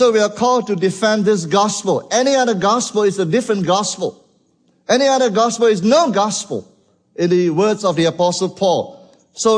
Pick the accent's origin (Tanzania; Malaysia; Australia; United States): Malaysia; from Malaysia.